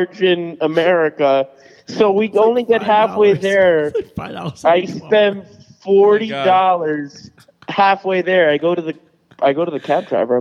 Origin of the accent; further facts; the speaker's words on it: New York, United States; we're from New York